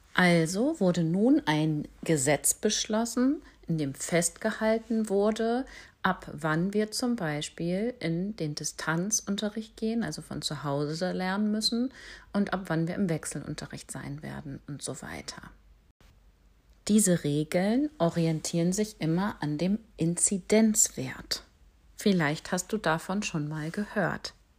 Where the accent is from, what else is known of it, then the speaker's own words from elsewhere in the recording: Schleswig-Holstein, Germany; Bei uns in Schleswig-Holstein